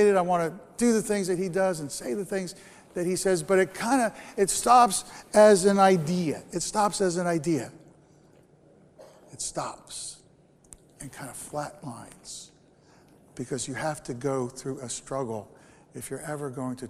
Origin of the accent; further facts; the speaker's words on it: Bergen County, New Jersey, United States; I grew up in New Jersey. I grew up in Bergen County